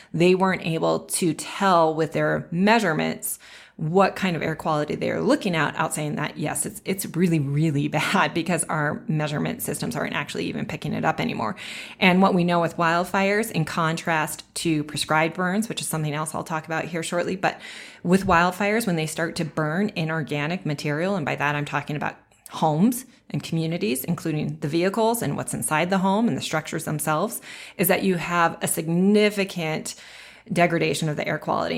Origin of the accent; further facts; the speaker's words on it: Bozeman, Montana, United States; also born or lived in Livingston, Montana; I was born and raised in Bozeman, Montana, which is in the southwest corner of the state